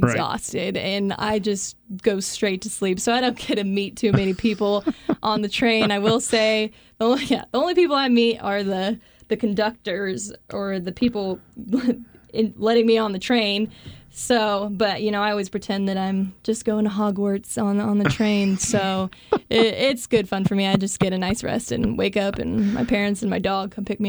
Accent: Garden City, Kansas, United States; Garden City, Kansas. That is the place of beauty. Down there in western Kansas, not a lot of people have been

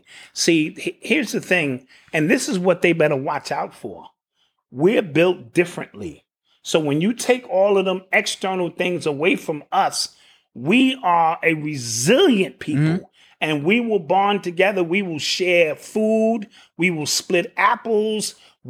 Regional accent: Queens, New York, United States; Sure, you from Brooklyn, I'm from Queens, Bronx.

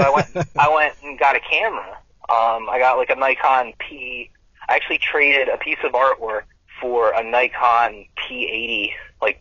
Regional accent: Wilmington, Delaware, United States; I'm from Wilmington, Delaware

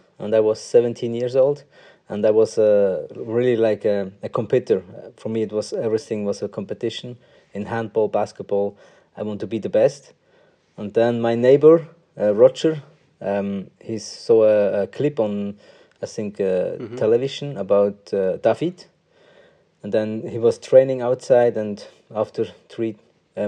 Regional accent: Münsingen, Bern, Switzerland; English is a second language; also born or lived in Bangalore, India; And then I came to Switzerland, and since then I'm here. And I only know the Swiss language and the Swiss culture.

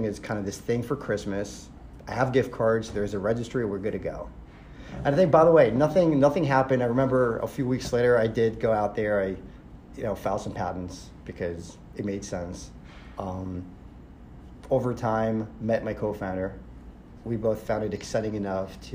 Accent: Israel; moved away; I'm originally from Israel.

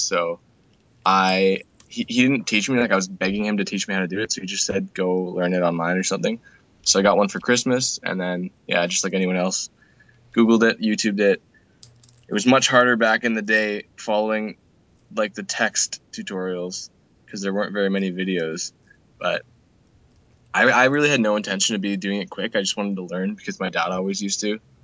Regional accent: Canada; I'm from Canada.

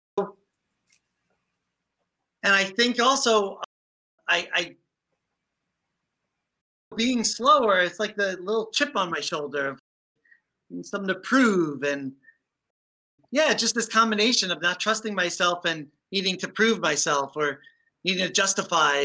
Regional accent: New York City, New York, United States; I grew up in the Bronx.

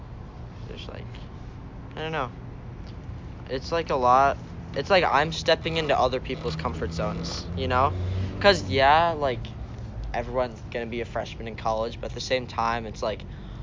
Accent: Minnesota, United States; I'm from Minnesota.

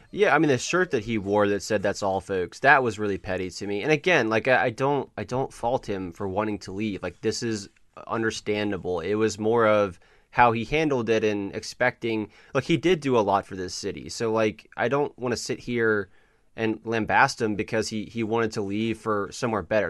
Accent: the South, United States; we grew up in the South.

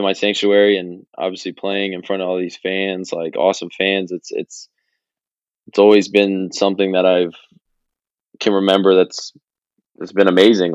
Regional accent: St. Henry, Ohio, United States; people from my hometown coming back, St. Henry.

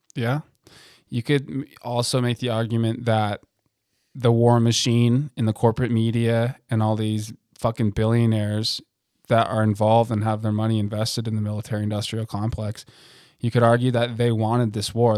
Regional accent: United States; I'm fucking American as shit

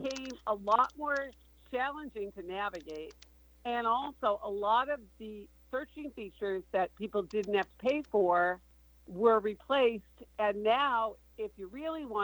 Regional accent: Boston, Massachusetts, United States; I'm from Boston

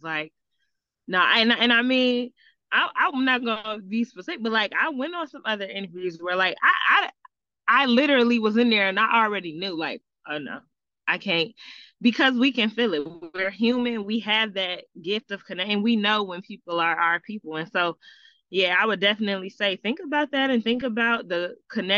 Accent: Michigan, United States; moved away; even though I moved back home during COVID, I'm from Michigan.

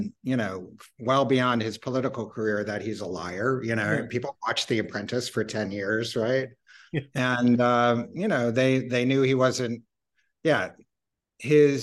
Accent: Iowa, United States; Iowa, which is actually my home state

